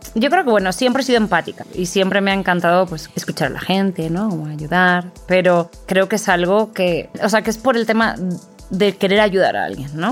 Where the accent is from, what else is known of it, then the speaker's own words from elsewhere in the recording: Valencian-speaking hometown, Valencian Community, Spain; moved away as an adult; now in Mexico; en mi pueblo dicen, pues, si habla valenciano